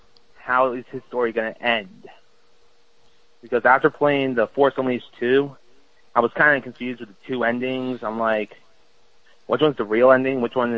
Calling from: Bayonne, New Jersey, United States; I'm calling from Bayonne, New Jersey.

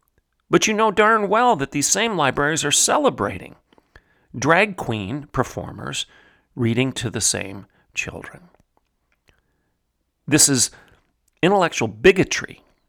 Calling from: Oklahoma, United States; I'm speaking from Oklahoma, obviously.

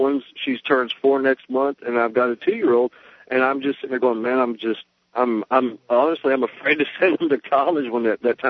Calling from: Oxford, Alabama, United States

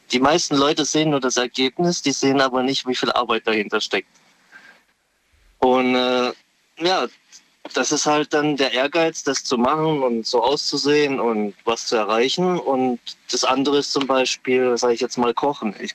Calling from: Karlsruhe, Baden-Württemberg, Germany; Aus Karlsruhe.

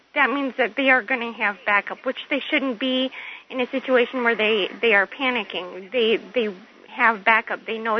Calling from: Alaska, United States; I'm calling from Alaska

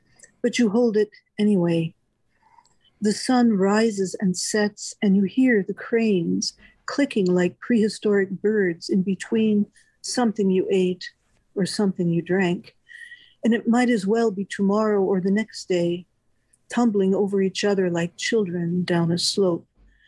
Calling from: Orlando, Florida, United States; I'm calling from Orlando, Florida, mm-hmm. which is where I live.

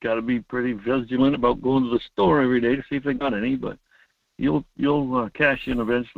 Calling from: Homer, Alaska, United States; Good morning, Mike. … from Homer.

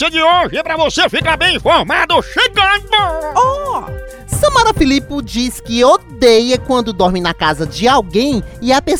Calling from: Sacramento, California, United States; Sacramento, Califórnia.

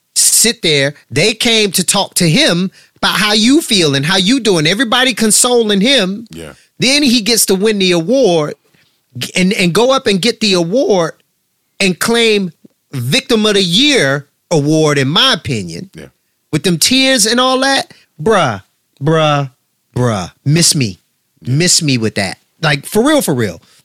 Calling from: New Jersey, United States; I'm calling from Jersey.

